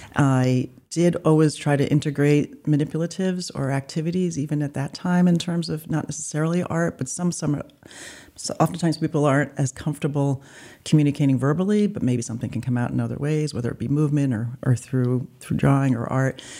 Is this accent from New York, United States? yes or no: yes; New York City, New York, United States; also born or lived in New Jersey; now in Maine, United States; I was born in New York City.